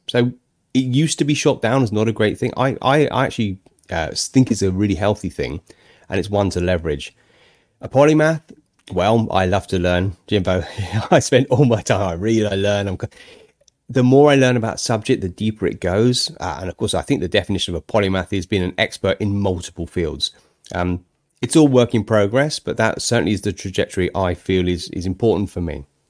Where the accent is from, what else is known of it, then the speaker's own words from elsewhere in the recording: United Kingdom; I'm a Brit